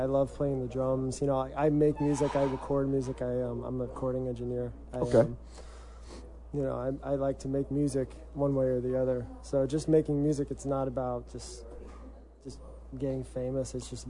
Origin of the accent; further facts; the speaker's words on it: Long Island, New York, United States; growing up on Long Island, I think it was all soft. It wasn't like growing up in like LA and going to punk shows or in DC. It wasn't really like that. It wasn't like it was pretty PG. It really wasn't crazy.